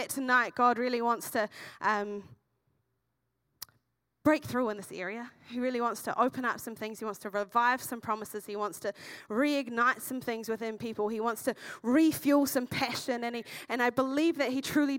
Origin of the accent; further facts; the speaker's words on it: Masterton, Wellington, New Zealand; moved away as an adult; now in Dunedin, New Zealand; I came from the Wairarapa originally, which is in the North Island, from a small town called Masterton, and I've been in Dunedin for 6.5 years